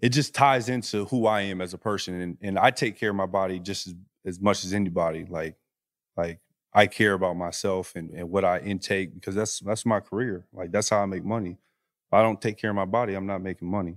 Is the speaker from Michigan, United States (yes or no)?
yes; Flint, Michigan, United States; moved away as an adult; also born or lived in Utah / Los Angeles; I'm a kid from Flint